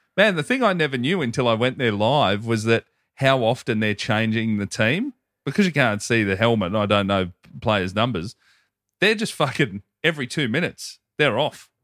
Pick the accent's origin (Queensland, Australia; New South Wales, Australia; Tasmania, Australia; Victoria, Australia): Victoria, Australia; Hoppers Crossing; I say Hoppers Crossing